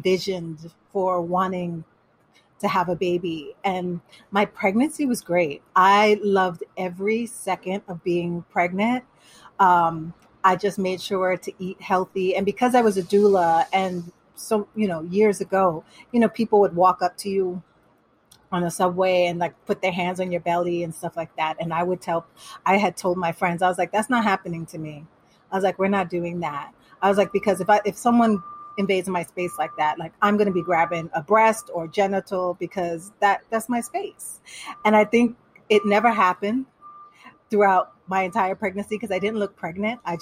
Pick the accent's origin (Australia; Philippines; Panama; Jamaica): Panama; first language Spanish; English is a second language; moved away; I was born here, but I was raised in Panama. So my first language was Spanish.